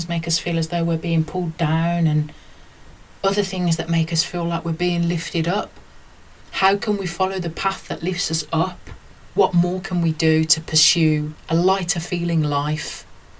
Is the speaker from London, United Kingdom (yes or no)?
no; Birmingham, West Midlands, United Kingdom; growing up in Birmingham, working class, mixed race